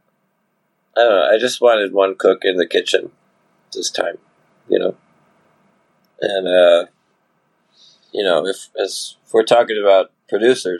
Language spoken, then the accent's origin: English; Providence, Rhode Island, United States; also born or lived in Nashville; I grew up in Providence